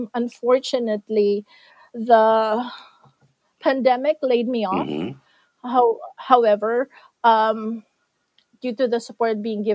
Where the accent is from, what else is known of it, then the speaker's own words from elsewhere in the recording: Philippines; I always proudly say I'm from the Philippines, and I say it with so much pride because I know what we can do as a country.